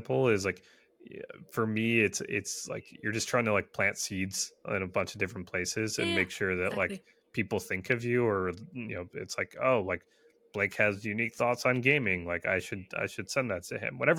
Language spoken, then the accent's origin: English; Michigan, United States; I was born and raised in Michigan, and you know, primarily do this job from Michigan